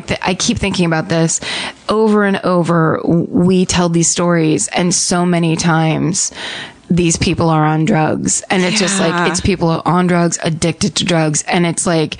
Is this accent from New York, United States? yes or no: no; Westchester, Illinois, United States; I grew up in Westchester, Illinois